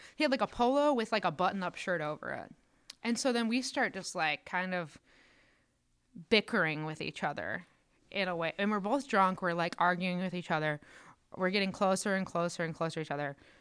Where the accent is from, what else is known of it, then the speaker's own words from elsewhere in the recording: Northwest Indiana, United States; moved away as an adult; also born or lived in Decatur, Illinois; now in Chicago, United States; I'm from Northwest Indiana, so it's like hour from Chicago.